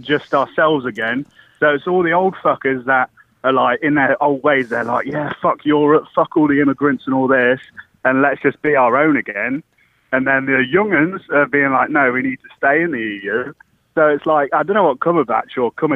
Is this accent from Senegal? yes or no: no; United Kingdom; accent: British; my British voice